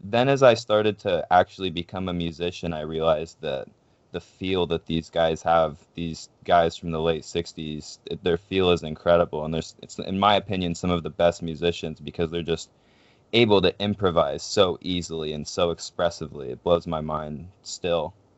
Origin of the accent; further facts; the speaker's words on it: Pacific Northwest, United States; we're from the Pacific Northwest